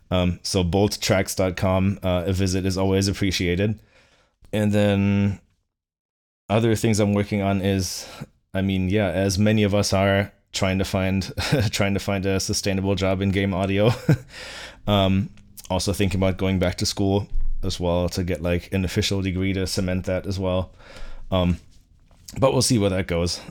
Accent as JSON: {"language": "English", "town": "Bückeburg", "region": "Lower Saxony", "country": "Germany", "tie": "born or raised there", "moved": "yes", "lives_now": "Boston, United States", "said": "my hometown, um, of Bückeburg in, uh, in, uh, Lower Saxony"}